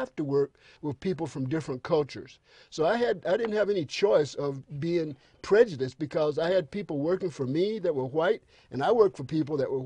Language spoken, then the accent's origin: English; Kinston, North Carolina, United States; I grew up in a little town called Kinston, North Carolina, K-I-N-S-T-O-N